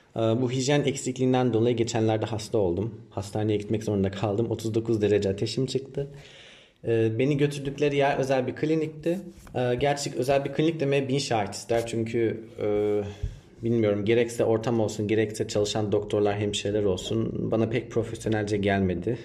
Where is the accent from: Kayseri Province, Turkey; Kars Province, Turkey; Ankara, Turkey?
Ankara, Turkey; moved away as an adult; also born or lived in Giresun; now in Vietnam; 1992 Ankara doğumluyum.